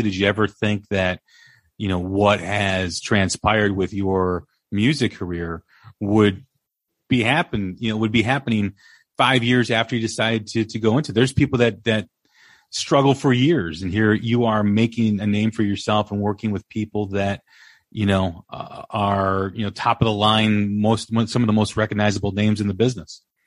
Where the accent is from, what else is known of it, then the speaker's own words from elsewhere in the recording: Des Plaines, Illinois, United States; I grew up in Des Plaines, just just off of O'Hare Airport